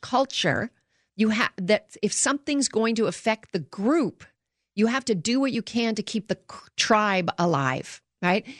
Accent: Canada; now in United States; I grew up in Canada

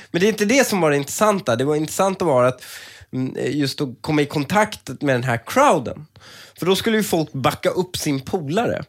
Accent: Sweden; som svensk

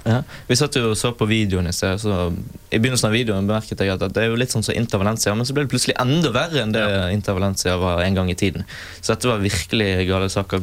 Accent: Bergen, Vestland, Norway; jeg er bergenser

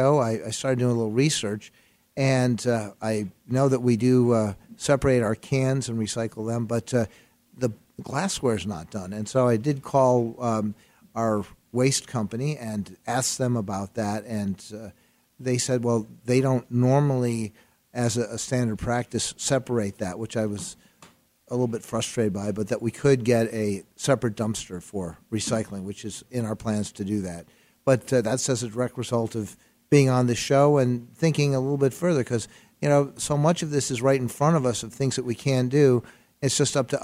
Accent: Chicago, Illinois, United States; moved away as an adult; now in Phoenix, United States; growing up in Chicago, I got to see … a few years after I started playing harmonica. He played in my high school gymnasium.

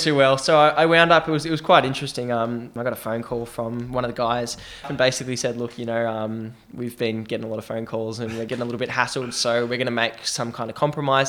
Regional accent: Australia; I'm Australian

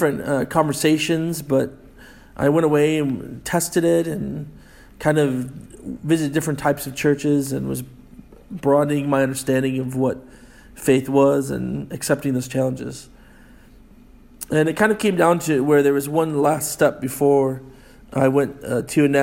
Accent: United States; moved away as an adult; now in Scotland, United Kingdom; me as an American

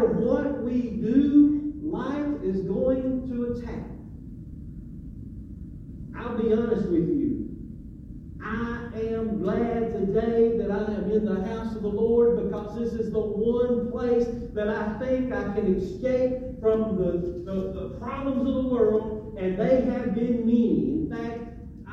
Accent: Macon, Georgia, United States; I grew up in Macon

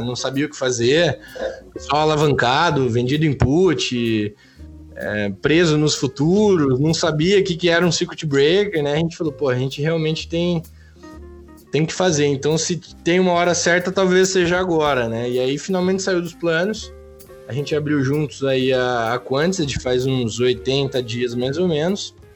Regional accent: interior of Paraná, Brazil; Eu sou do, do, interior do Paraná

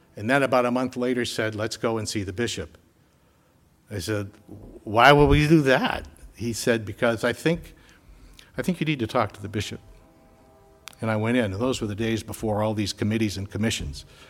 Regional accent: Winchester, Massachusetts, United States; was a member of Parish of the Epiphany in Winchester, Massachusetts

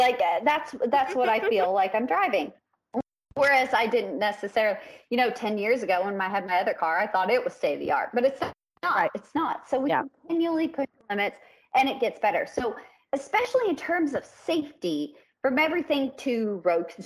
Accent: the South, United States; also born or lived in the Midwest; We're from the South

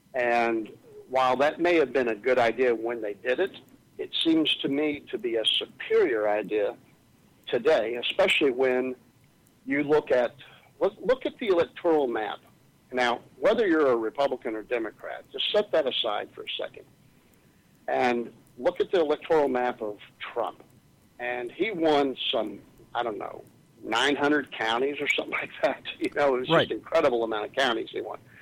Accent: Texas, United States; as a Texan, I feel like my neighbors are too close to me, and I live on five acres

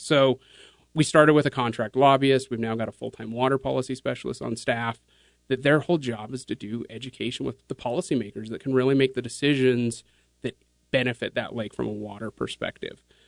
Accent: Kaysville, Utah, United States; growing up here, I grew up in Kaysville

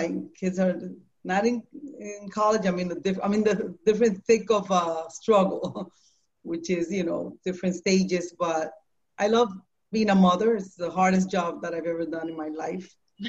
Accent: Puerto Rico; now in New York City, United States; So I found Him in New York City, in Manhattan. I came from Puerto Rico in the year 1990

